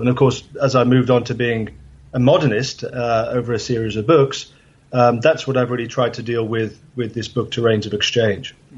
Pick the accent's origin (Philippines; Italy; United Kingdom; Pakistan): United Kingdom; England; I grew up in England